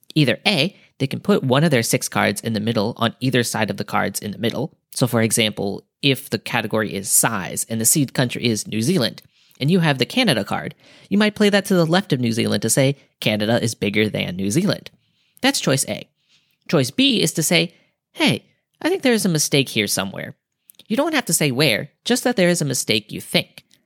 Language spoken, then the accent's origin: English; United States; being an American